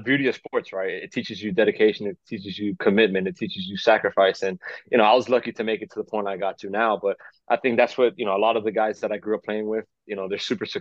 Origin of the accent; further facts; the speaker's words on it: Miami, Florida, United States; growing up in Miami, I just love sports, and you know, coming from a Cuban background